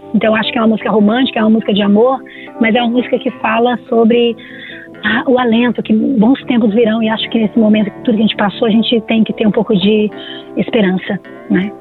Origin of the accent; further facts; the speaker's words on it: Brazil; nós somos brasileiros